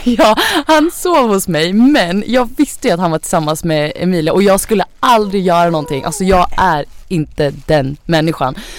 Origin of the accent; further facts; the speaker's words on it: Sweden; Jag har ju rötter från Thailand. Eh, jag föddes i Sverige men mina föräldrar är från Thailand